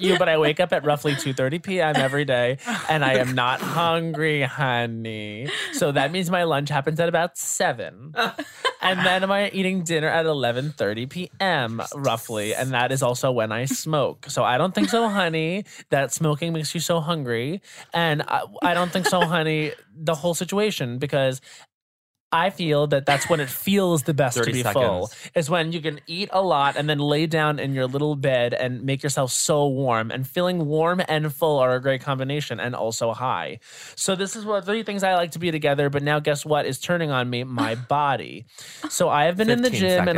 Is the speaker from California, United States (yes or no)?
no; Long Island, New York, United States; I was from Long Island